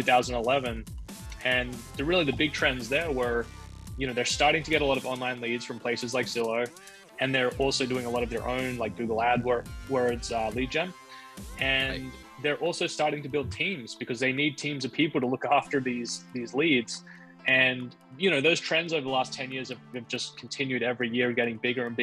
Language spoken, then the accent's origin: English; Australia; I'm originally from Australia